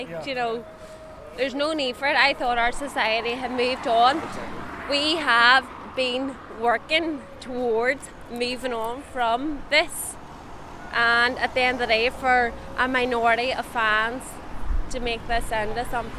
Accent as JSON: {"language": "English", "town": "Derry", "region": "Northern Ireland", "country": "United Kingdom", "said": "I'm from Derry, and I was getting intimidated because they're shouting that I'm from Londonderry, but I'm actually from Derry."}